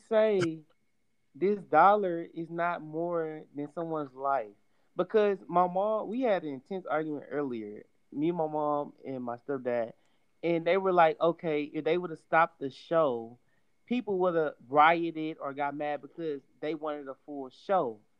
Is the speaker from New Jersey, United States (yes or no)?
no; Houston, Texas, United States; since we are all Houston natives